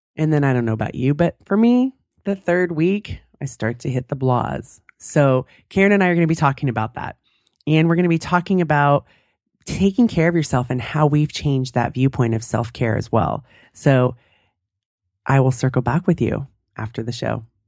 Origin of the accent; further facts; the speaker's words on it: California, United States; moved away; I grew up in California, I'm used to sunshine